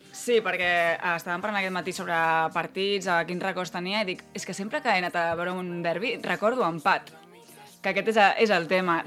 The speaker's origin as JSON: {"language": "Catalan", "town": "Barcelona", "region": "Catalonia", "country": "Spain", "said": "nosaltres que som de Barcelona"}